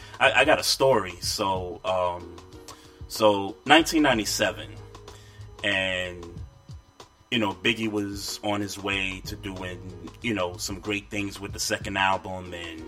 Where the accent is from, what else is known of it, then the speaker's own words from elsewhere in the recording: New York City, New York, United States; also born or lived in Queens; growing up in Brooklyn, you know, lived in Queens for a little bit